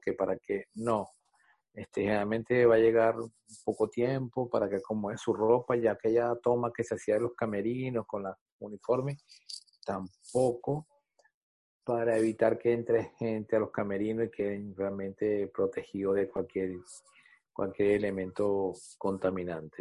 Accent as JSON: {"language": "Spanish", "country": "Venezuela", "said": "como venezolano"}